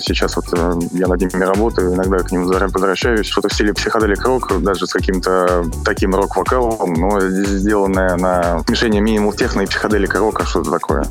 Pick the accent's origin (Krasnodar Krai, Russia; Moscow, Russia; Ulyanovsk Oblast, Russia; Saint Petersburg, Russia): Moscow, Russia; also born or lived in Cologne, Germany; родился в Кёльне и было всего лишь три года. А родители переехали сюда, в Москву, поэтому как бы здесь так я и живу с тех лет